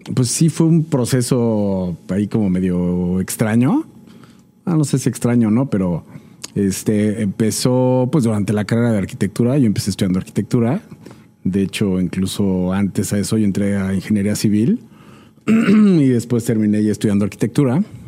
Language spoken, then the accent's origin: Spanish; Mexico; somos mexicanos y es una mezcla